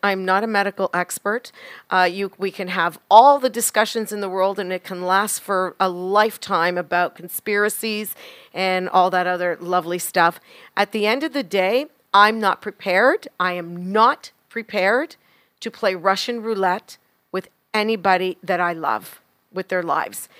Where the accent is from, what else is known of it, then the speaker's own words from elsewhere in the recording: Canada; as a Canadian, I am so extremely proud to be Canadian